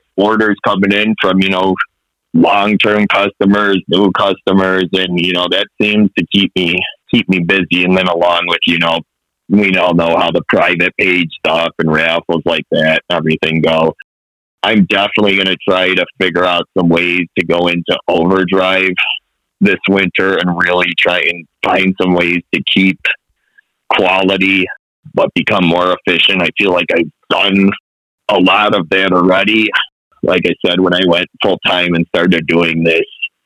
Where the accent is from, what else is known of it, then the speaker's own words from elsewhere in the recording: Buffalo, New York, United States; I grew up on the Niagara and Buffalo Harbor fishing